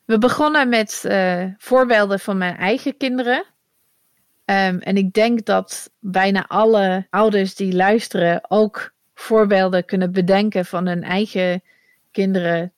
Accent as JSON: {"language": "Dutch", "area": "near Manchester", "region": "North West England", "country": "United Kingdom", "tie": "born or raised there", "first_language": "English", "second_language": "Dutch", "moved": "as an adult", "lives_now": "Netherlands", "said": "ik ben opgegroeid in Engeland. Dus ik spreek mhm. Engels. Ik kom uit het noorden van Engeland. dus in de buurt van Manchester. Maar ik woon 20 jaar in Nederland"}